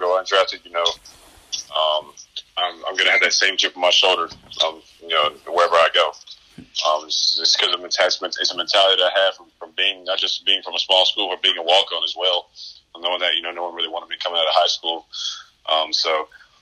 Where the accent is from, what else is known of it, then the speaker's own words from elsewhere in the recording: North Carolina, United States; born and raised in North Carolina